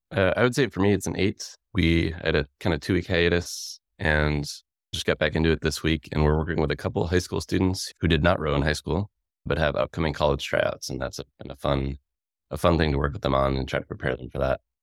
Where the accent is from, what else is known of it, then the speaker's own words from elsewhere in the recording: Worcester, Massachusetts, United States; moved away as an adult; now in Tacoma, United States; I grew up in Worcester, Massachusetts, uh, about forty minutes outside